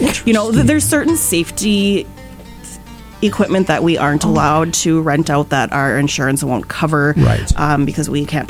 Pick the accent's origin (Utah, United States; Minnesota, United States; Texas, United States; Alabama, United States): Minnesota, United States; the Lakes area; moved away as an adult; now in Fargo, United States; I'm from the Lakes area